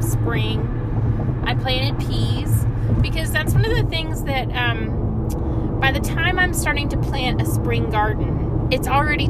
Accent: Texas, United States; born or raised there

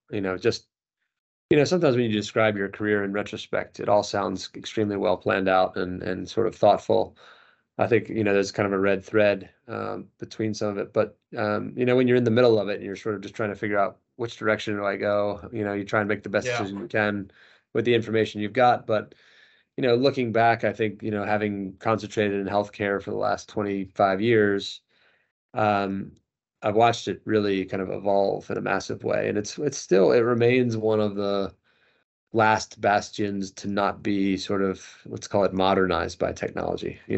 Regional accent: United States; accent: American; moved away as an adult; now in London, United Kingdom; my family lives in London, despite my American accent. Uh, yeah. We've been we've been here for 13 years. I came over here with the last business that I that I helped build, and um, so my wife and I are American, but both my kids are British.

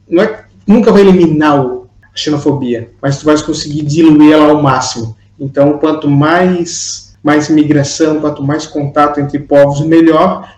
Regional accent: Brazil; now in Portugal; nós somos aqui três migrantes brasileiros na Europa

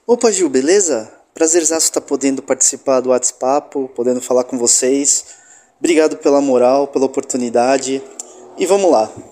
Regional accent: Baixada Santista, São Paulo, Brazil; moved away as an adult; now in São Paulo, Brazil; tanto eu quanto ele somos da Baixada Santista

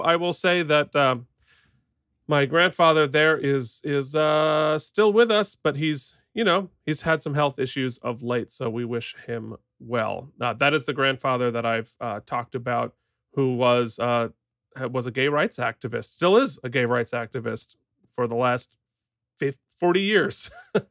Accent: Vermont, United States; moved away; in my home state of Vermont with my folks

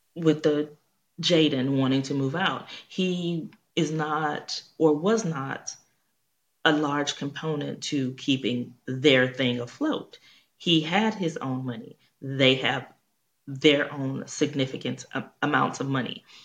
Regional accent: Houston, Texas, United States; I'm from Houston

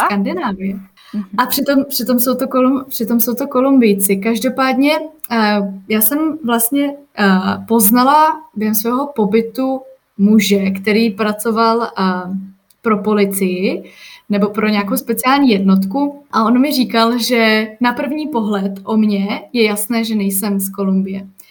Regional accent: Czechia

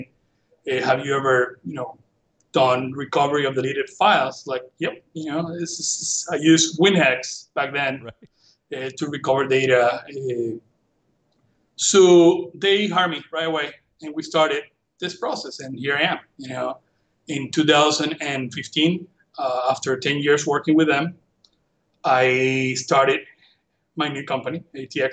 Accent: Venezuela; English is a second language; moved away as an adult; now in Bradenton, United States; I went to school in Venezuela, the University Central of Venezuela, for engineering

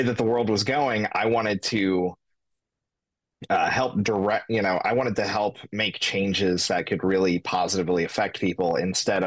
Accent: Kentucky, United States; moved away as an adult; now in Aurora, United States; I was born in Kentucky, raised by a single mother

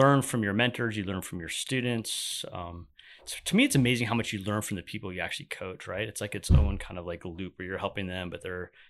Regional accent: California, United States; I know. I grew up in California. I grew up in the water, so there's a part of me that's like always craving it.

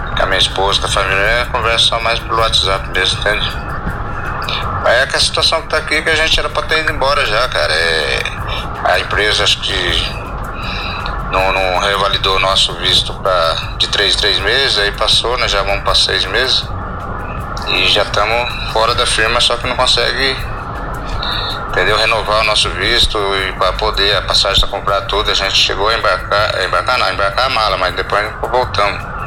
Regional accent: São José dos Campos, São Paulo, Brazil; Eu sou de São José dos Campos mesmo, moro no bairro Paraíso do Sol, Zona Leste

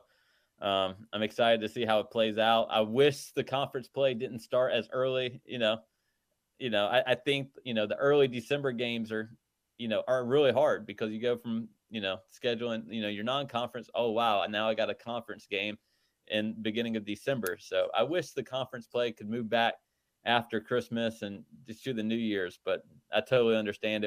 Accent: North Carolina, United States; growing up in North Carolina

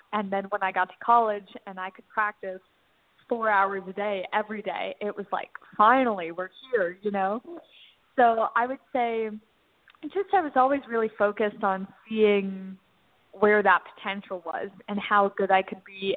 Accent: Northern Virginia, United States; where I grew up in Northern Virginia.

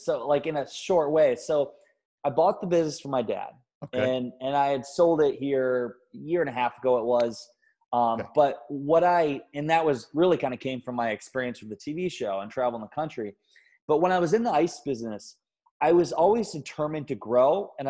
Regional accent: Garnavillo, Iowa, United States; moved away as an adult; now in Minnesota, United States; I'm from Iowa, and my town is Garnavillo, Iowa

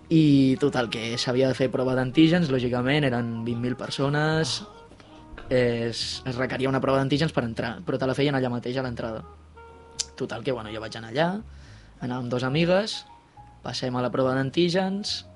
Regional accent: Sant Joan Despí, Catalonia, Spain; jo sóc de Sant Joan

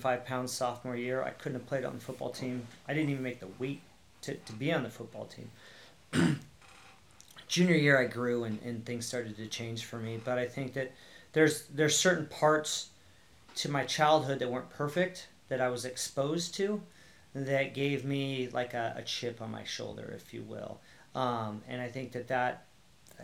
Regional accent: Newport Beach, California, United States; I moved from Long Beach to Newport

